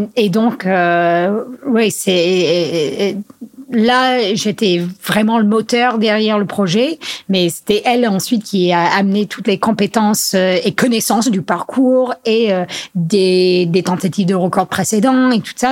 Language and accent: French; United States; also born or lived in Grenoble / Chamonix; now in France; chez nous aux US